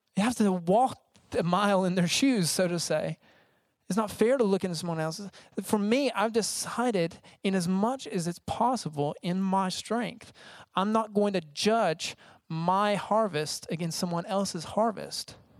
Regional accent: United States; I'm from America

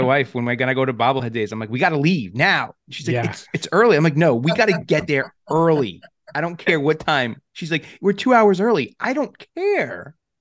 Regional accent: New York City, New York, United States; my hometown of Staten Island

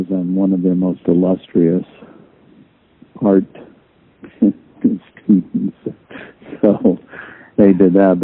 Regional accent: outside of New York, United States; also born or lived in Arizona; I grew up in outside of New York in a suburb

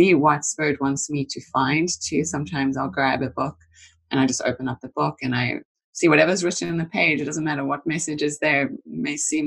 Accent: South Africa; moved away; since a child, growing up in South Africa, I was fortunate to kind of grow outside of the main city areas

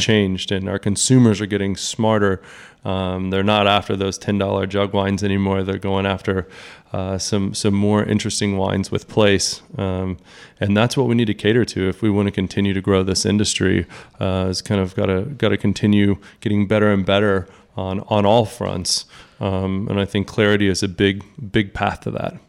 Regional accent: Texas, United States; as a Texan

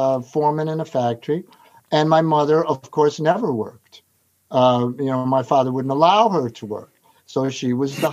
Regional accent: Niagara Falls, New York, United States; Niagara Falls was a bizarre place to grow up

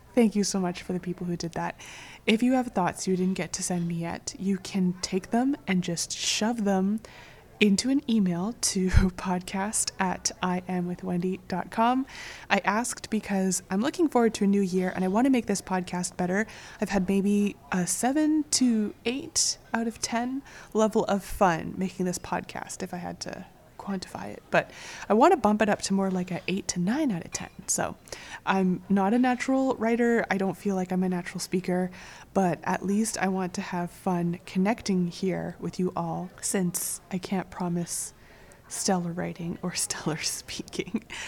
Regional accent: Calgary, Alberta, Canada; moved away; Calgary, which is my hometown

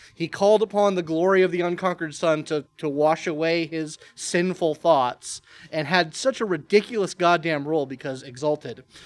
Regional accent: Marietta, Georgia, United States; I'm from Marietta, Georgia as well. Been here

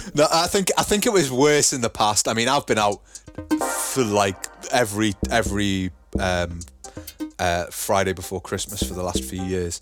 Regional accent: Newcastle upon Tyne, North East England, United Kingdom; now in Germany; I'm from Newcastle. And people usually, like, hear the accent and go, "Oh, all right, he's from Newcastle."

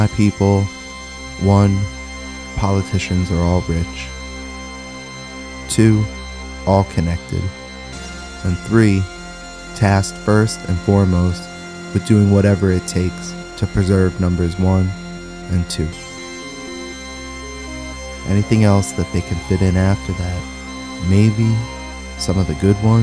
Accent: New York City, New York, United States; I grew up in the Bronx, Pelham Bay, an Italian-American neighborhood

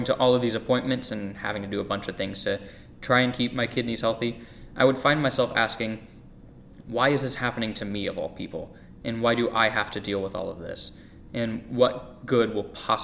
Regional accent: Lafayette, Indiana, United States; also born or lived in North Carolina; I was born in North Carolina, and at the time that I was born, my dad was just getting out of the military and starting to look for a job. And the Lord brought us to Lafayette, Indiana

